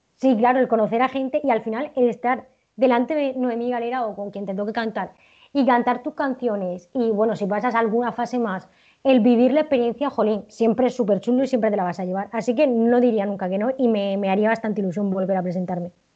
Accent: Region of Murcia, Spain; yo soy de la región de Murcia

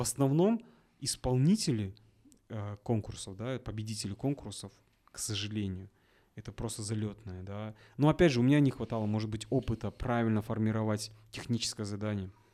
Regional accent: Kazakhstan; Я говорю, из Казахстана

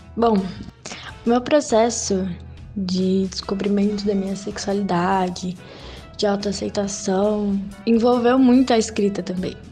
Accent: Juiz de Fora, Minas Gerais, Brazil; sou mineira de Juiz de Fora

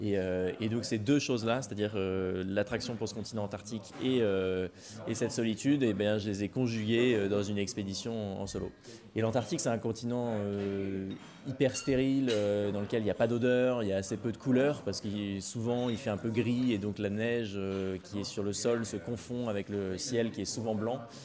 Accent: Rouen, Normandy, France; je suis de Rouen à l'origine, en Normandie

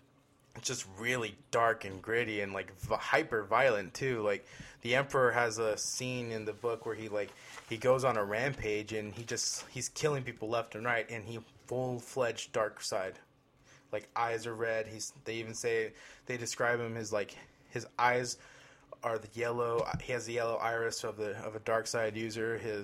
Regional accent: Queens, New York, United States; I'm from Queens.

